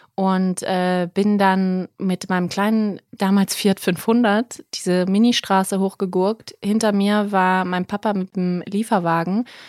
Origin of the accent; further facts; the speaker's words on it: Berlin, Germany; moved away as an adult; also born or lived in South Tyrol, Italy; ich bin ja aus Berlin, meine Familie ist noch hier, aber ich bin ja wirklich zurückgekommen aus Italien, aus Südtirol wegen GZSZ